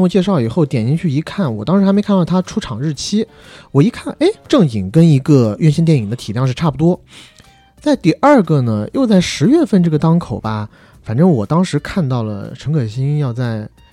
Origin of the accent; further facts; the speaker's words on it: China; moved away as an adult; 我们在成年之前，基本上都是在国内长大的孩子